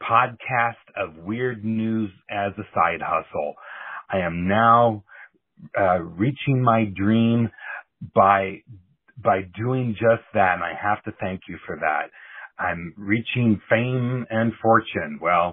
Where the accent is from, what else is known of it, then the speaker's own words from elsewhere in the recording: Iowa, United States; I'm the guy from Iowa